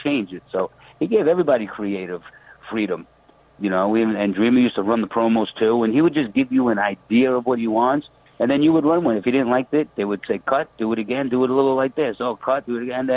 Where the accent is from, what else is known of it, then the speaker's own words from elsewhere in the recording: New York City, New York, United States; I'm from Howard Beach. I go back and forth there all the time